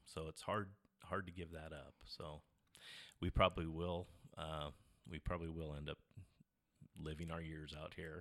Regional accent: Olney, Oregon, United States; I grew up out in the Olney area, uh, went to Olney School

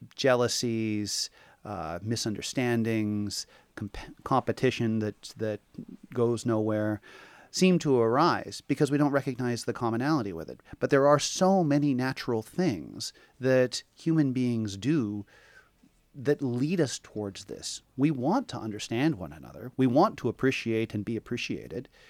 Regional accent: Portland, Oregon, United States; moved away as an adult; also born or lived in Hawaii; now in Seaside, United States; I was born and raised in Portland

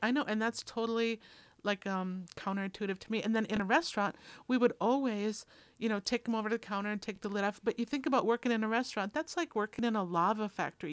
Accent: Minnesota, United States; I'm from Minnesota

